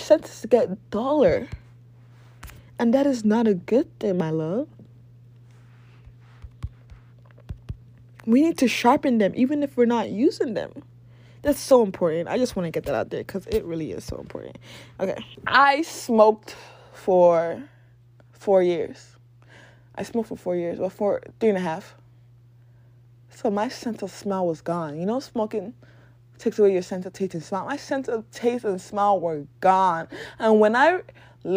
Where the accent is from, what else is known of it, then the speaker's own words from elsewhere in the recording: Nigeria; moved away; I went to boarding school and high school in Nigeria